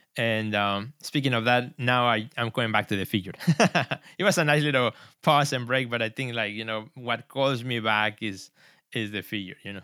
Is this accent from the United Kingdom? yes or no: no; Mexico City, Mexico; also born or lived in Puebla, Mexico; now in Chicago, United States; I was born in Mexico in the city of Puebla, which is about two hours from Mexico City. But, uh, my parents then moved back to Mexico City, so I grew up i-, there